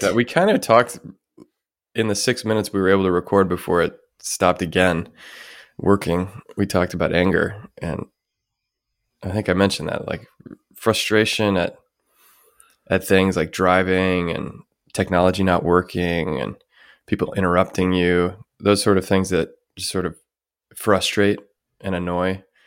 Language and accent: English; United States; my hometown, where my parents still live